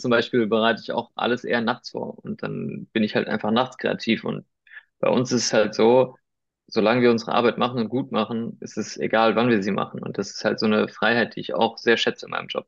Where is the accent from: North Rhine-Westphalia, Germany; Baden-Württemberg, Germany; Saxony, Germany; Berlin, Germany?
Baden-Württemberg, Germany; Weinheim; first language Spanish; German is a second language; moved away as an adult; also born or lived in Heidelberg / Spain (ancestry); now in Munich, Germany; ich komm, ich bin in Weinheim geboren, also äh, in der Nähe von Heidelberg